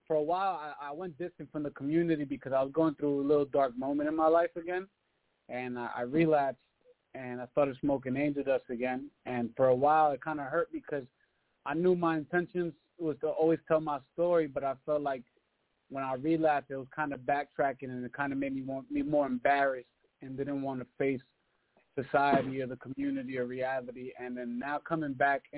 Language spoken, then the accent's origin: English; Massachusetts, United States; also born or lived in Queens, New York; I grew up in Massachusetts